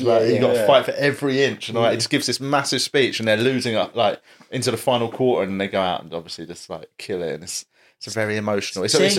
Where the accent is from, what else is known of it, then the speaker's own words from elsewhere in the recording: United Kingdom; I'm too British and cynical